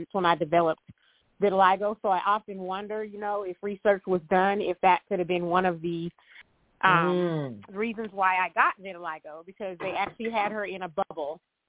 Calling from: Denver, Colorado, United States; I'm actually calling in from Denver, Colorado.

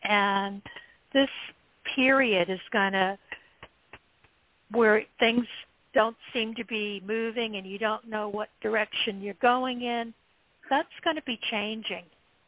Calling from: Ohio, United States

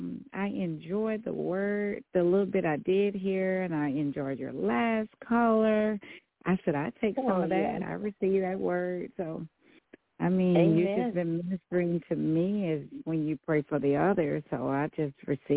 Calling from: Texas, United States; … from Texas.

